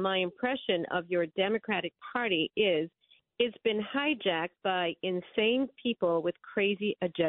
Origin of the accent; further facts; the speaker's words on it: New York City, New York, United States; I'm from Brooklyn.